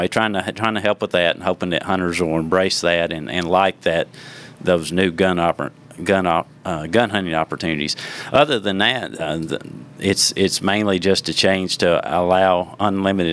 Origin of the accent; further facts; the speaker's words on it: Watertown, Tennessee, United States; where I grew up in Watertown, Tennessee